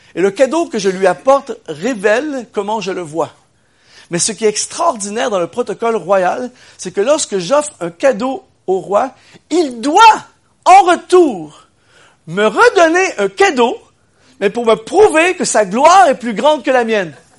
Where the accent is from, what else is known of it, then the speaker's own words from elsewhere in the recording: Quebec, Canada; je viens du Québec. C'est dur à discerner, mais je viens du Québec.